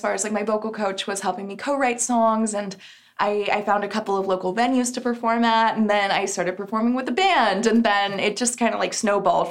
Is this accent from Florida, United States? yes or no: no; Texas, United States; moved away; I'm originally from Texas, but my whole family's out there